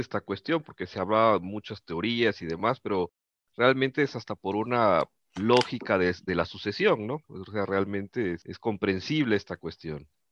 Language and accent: Spanish; Mexico